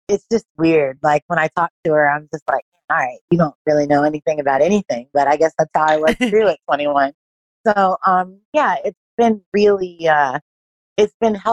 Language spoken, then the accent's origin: English; Los Angeles, California, United States; moved away as an adult; also born or lived in Hong Kong; now in Australia; I'm originally from